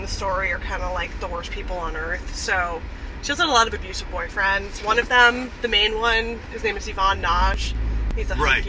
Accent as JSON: {"language": "English", "town": "Los Angeles", "region": "California", "country": "United States", "said": "I'm from North Hollywood."}